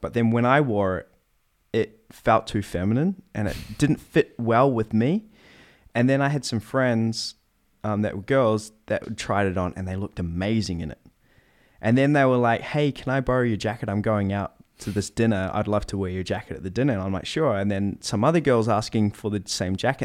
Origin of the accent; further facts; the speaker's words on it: New Zealand; moved away; I'm from New Zealand